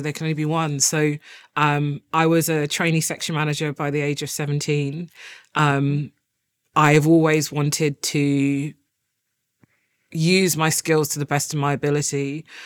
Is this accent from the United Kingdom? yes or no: yes; London, United Kingdom; when I grew up in Walthamstow